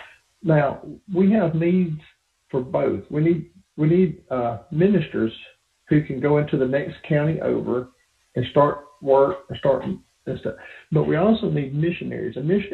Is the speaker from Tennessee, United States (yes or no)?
yes; Tennessee, United States; accent: hillbilly English; moved away as an adult; also born or lived in northern Michigan; I grew up in a little country town, like I said, in the hills of Tennessee.